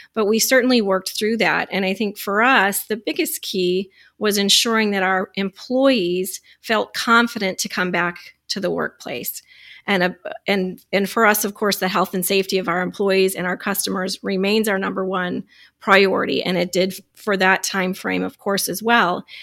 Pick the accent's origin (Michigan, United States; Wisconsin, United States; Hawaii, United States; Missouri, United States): Michigan, United States; I'm from Michigan